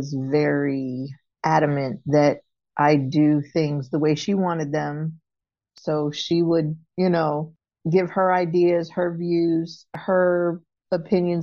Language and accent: English; Florida, United States; moved away; also born or lived in Baltimore; I was born in Florida and adopted by a couple in Florida